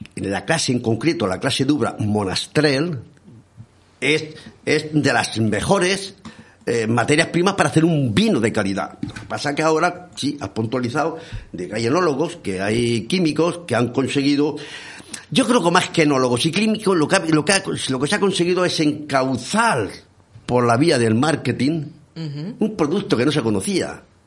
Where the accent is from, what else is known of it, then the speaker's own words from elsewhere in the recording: Bullas, Region of Murcia, Spain; yo soy de bullas